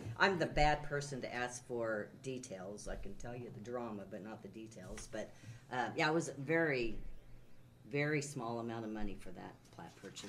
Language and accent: English; Savannah, Missouri, United States; I grew up in Savannah. My dad had 12, there were 12 in his family, 8 in my mom's side, and they all came from Andrew County and mostly Savannah, so been here for a long time.